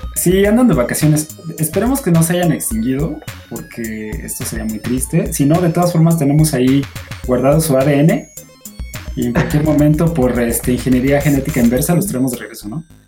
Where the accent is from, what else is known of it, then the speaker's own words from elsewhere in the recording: Mexico; yo siendo mexicano